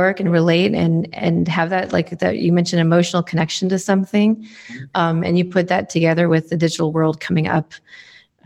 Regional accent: New England, United States; now in Seattle, United States; I grew up in New England

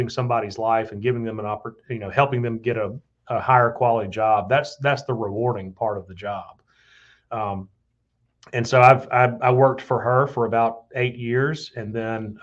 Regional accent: Tuscaloosa, Alabama, United States; moved away as an adult; my hometown

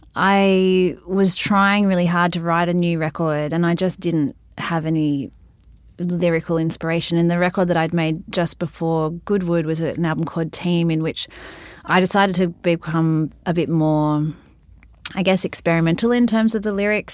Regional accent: Sydney, New South Wales, Australia; when I was growing up in Balmain

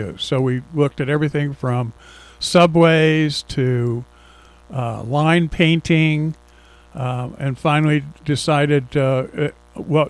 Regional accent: Columbus, Ohio, United States; moved away as an adult; also born or lived in New Jersey; now in Central Pennsylvania, United States; I grew up in Columbus, Ohio

